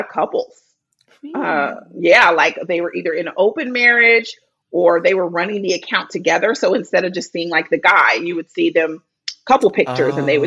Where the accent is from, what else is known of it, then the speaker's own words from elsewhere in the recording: Bay Area, California, United States; now in Los Angeles, United States; I grew up in the Bay Area